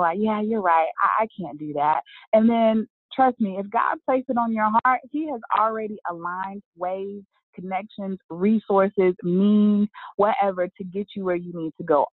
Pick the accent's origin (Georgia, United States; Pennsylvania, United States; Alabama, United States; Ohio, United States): Alabama, United States; Birmingham; moved away as an adult; now in Charlotte, United States; my hometown of Birmingham, Alabama